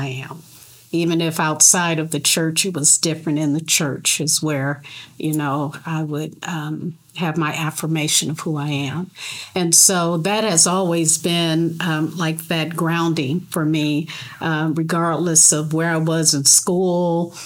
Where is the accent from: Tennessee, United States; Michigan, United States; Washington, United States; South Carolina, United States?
Michigan, United States; Detroit; moved away; at Conant Avenue in Detroit is where I grew up in Detroit.